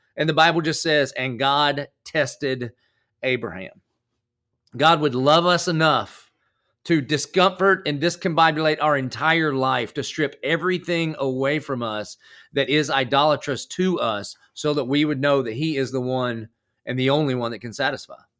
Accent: the South, United States; accent: country; now in Jacksonville, United States; I I grew up in the South, but I did not grow up at church.

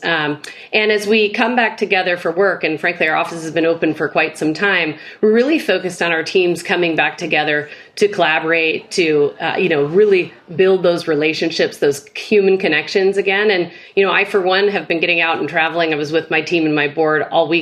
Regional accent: Midwest, United States; as a Midwesterner

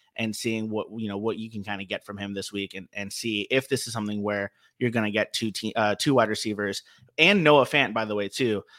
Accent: Los Angeles, California, United States; growing up in L A with no team

